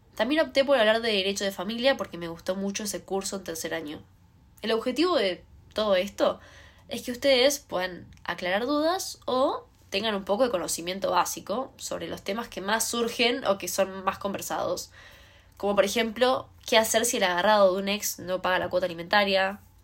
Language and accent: Spanish; Buenos Aires, Argentina; soy de Cava. Cerca del obelisco, por ahí, me encuentro yo.